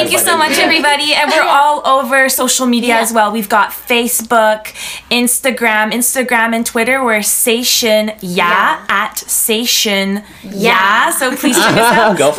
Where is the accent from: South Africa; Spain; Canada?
Canada; we're all Canadian